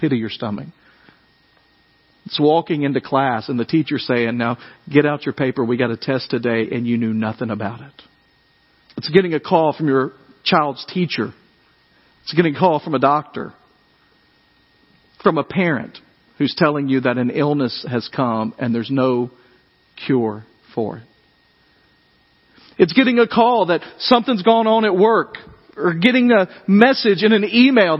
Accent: West Tennessee, United States; moved away; I grew up in West Tennessee

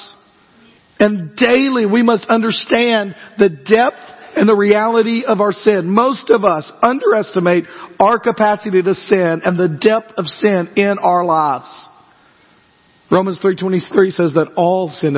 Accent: United States; I love being an American

